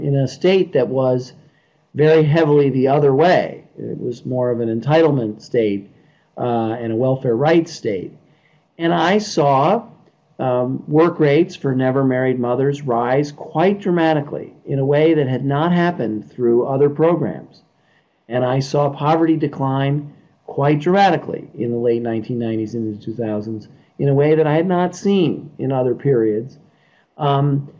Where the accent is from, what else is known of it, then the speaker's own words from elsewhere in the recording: New York City, New York, United States; I grew up in Brooklyn, New York